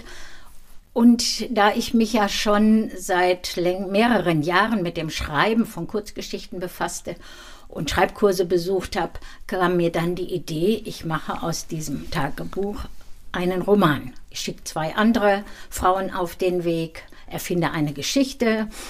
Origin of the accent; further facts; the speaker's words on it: Dinslaken, North Rhine-Westphalia, Germany; now in Gau-Bischofsheim, Germany; in Dienstlaken, da wo ich geboren bin